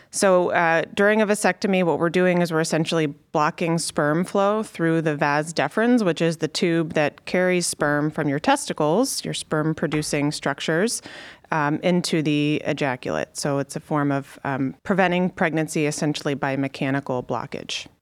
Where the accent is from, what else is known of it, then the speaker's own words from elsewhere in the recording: Connecticut, United States; moved away as an adult; also born or lived in Chicago; now in Cleveland, United States; I grew up in Connecticut